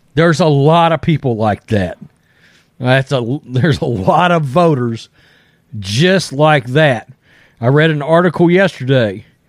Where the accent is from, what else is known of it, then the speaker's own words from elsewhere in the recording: Texas, United States; I'm a redneck from Texas